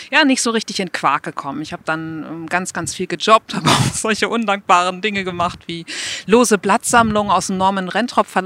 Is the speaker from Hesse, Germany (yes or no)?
no; Buchholz in der Nordheide, Lower Saxony, Germany; Ich bin aufgewachsen in Buchholz. Falls das jemand kennt, meistens kommt dann, ja, Buchholz in der Nordheide.